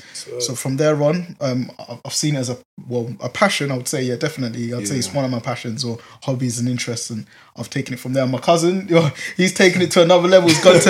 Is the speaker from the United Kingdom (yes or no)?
yes; London, United Kingdom; born and bred in Newham General.